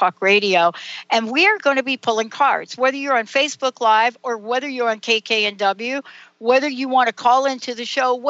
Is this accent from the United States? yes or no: yes; the South, United States; accent: Southern; see, I told you it would not take me long to get my Southern accent going on here. You know, because my family, my stepmom, you know, half my family, they're all in the South now.